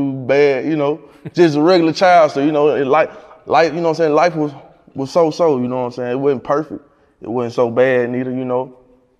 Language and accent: English; Tutwiler, Mississippi, United States; moved away as an adult; now in Memphis, United States; I moved from Mississippi to Memphis.